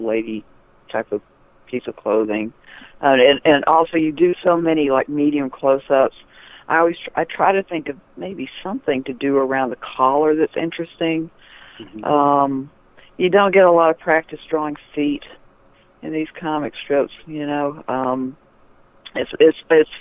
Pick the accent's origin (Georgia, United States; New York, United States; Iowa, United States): Georgia, United States; Atlanta; I grew up in Atlanta